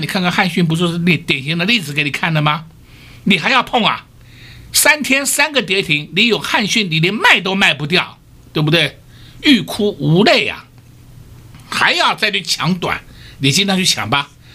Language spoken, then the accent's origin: Chinese; Taiwan; 我们台湾人民